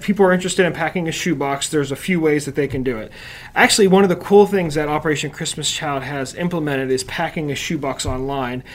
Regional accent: Uniontown, Pennsylvania, United States; now in Butler, United States; not originally from Butler, but I'm from Uniontown, Pennsylvania originally

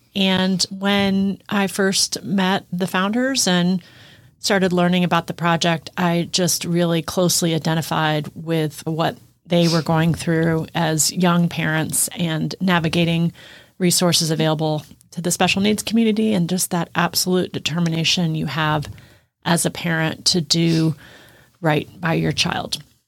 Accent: Midwest, United States; moved away as an adult; also born or lived in East Coast; now in Texas, United States; I grew up in the Midwest

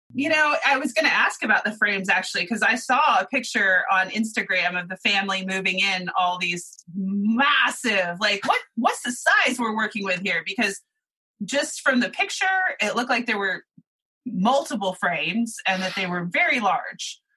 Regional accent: Oklahoma, United States; I grew up in Oklahoma

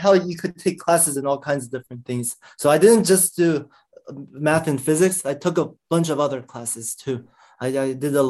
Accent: Silver Spring, Maryland, United States; Yeah, I grew up in the DC area, Maryland, Montgomery Blair High School in Silver Spring.

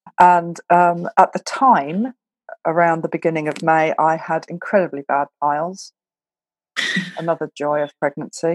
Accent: Scotland, United Kingdom; now in Belgium; I'm from Scotland

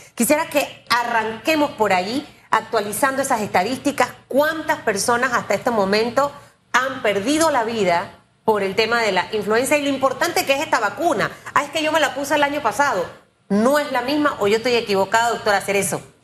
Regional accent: David, Chiriquí, Panama; yo soy de David

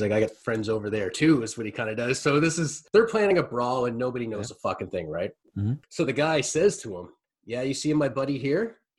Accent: Nova Scotia, Canada; also born or lived in Western Canada; I said, Nova Scotia

